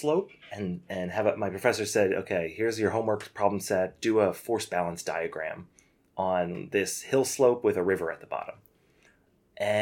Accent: United States; as an American

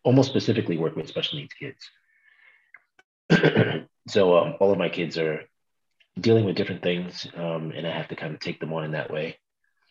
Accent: New York City, New York, United States; also born or lived in Brooklyn, New York / Bed-Stuy, Brooklyn; I was born in Brooklyn, raised in Queens.

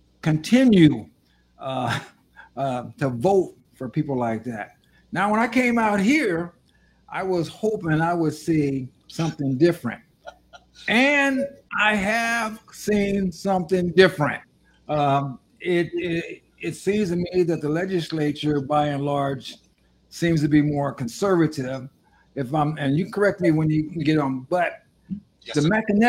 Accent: California, United States; now in Arizona, United States; I've only been in Arizona for a little bit more than 3 years now. I come from California.

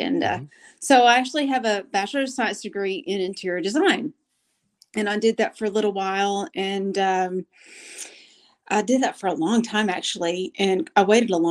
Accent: Golden, Oklahoma, United States; accent: country twang; now in Oklahoma City, United States; I'm from the very small community called Golden.

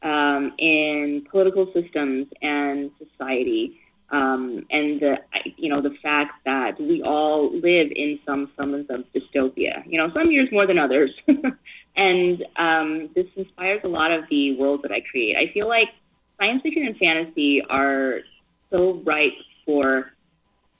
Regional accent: Baton Rouge, Louisiana, United States; English is a second language; also born or lived in Beijing, China; We lived in Louisiana first. I grew up in Baton Rouge and New Orleans.

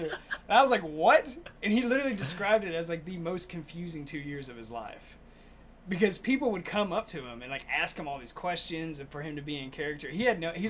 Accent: Monroe, Louisiana, United States; born there; I was born in Monroe, Louisiana. I wasn't raised there, but I was born there.

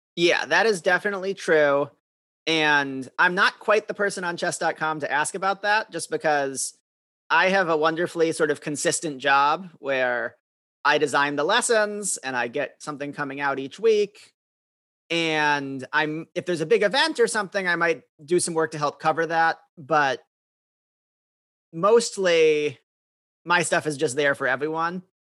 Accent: Madison, Wisconsin, United States; I grew up in Madison, Wisconsin

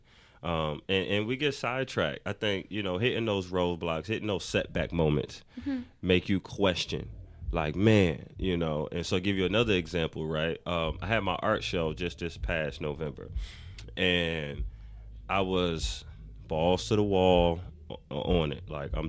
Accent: New York, United States; moved away as an adult; now in Atlanta, United States; I'm from Harlem.

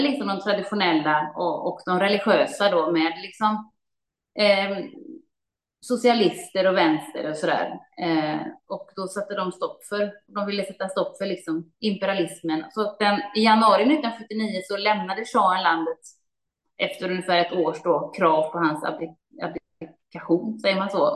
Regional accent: Gothenburg, Västra Götaland, Sweden; när jag växte upp i Göteborg

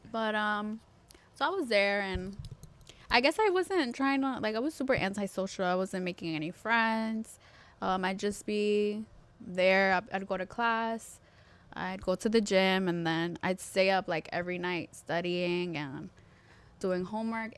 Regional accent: New York, United States; now in Elizabeth, United States; I was born in New York

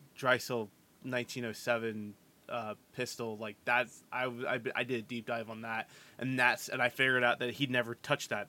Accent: United States; I'm American

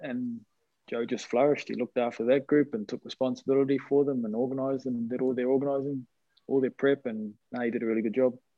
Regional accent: Hibiscus Coast, north of Auckland, New Zealand; also born or lived in Sydney, Australia; I grew up in uh, a place just north of Auckland, Hibiscus Coast

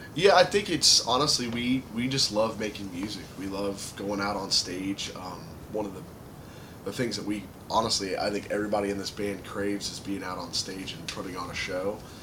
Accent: Dayton, Ohio, United States; We're from Dayton, Ohio.

